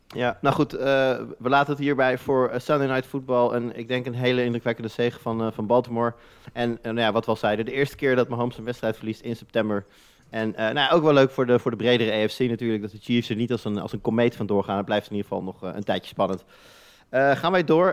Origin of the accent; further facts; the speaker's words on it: Netherlands; wij als Nederlanders